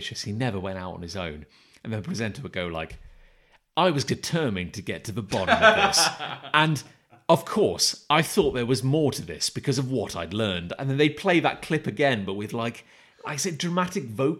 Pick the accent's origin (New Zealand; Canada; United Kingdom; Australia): United Kingdom; I'm British